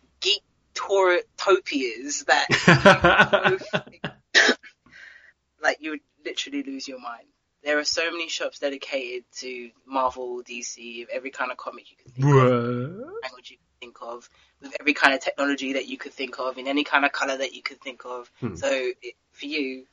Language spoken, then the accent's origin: English; London, United Kingdom; I'm from London